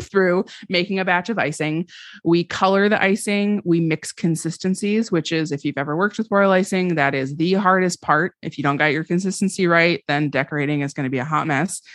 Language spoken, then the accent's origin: English; Vermont, United States; moved away as an adult; also born or lived in Washington, D.C.; I grew up in Vermont